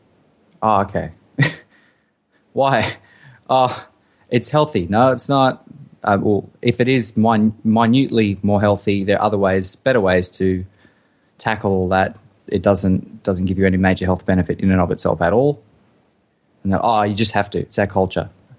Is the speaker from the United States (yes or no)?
no; Australia; we grew up in Australia